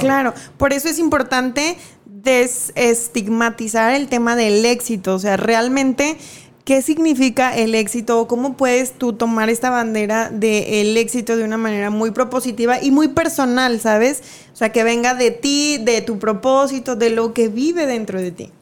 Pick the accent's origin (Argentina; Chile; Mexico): Mexico; como cultura mexicana